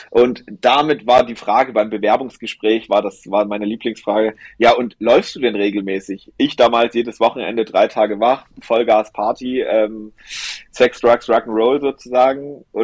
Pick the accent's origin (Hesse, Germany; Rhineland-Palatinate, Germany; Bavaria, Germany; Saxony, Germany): Saxony, Germany; Holzhau; meine Oma, mein Opa waren quasi bei uns im Erzgebirge, wo ich gebürtig herkomme, aus Holzhau, wo man noch Bäume gefällt hat mit der Axt. Ähm, da komme ich her